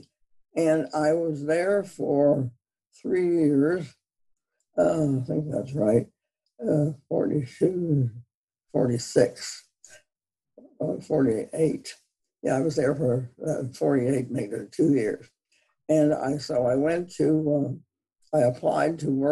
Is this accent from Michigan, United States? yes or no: no; Media, Pennsylvania, United States; also born or lived in Upper New Jersey / Haddonfield, New Jersey / St. Louis / Philadelphia; we moved from Haddonfield, New Jersey, to outside of Media, Pennsylvania, and I lived there for 14 years. I entered second grade when we moved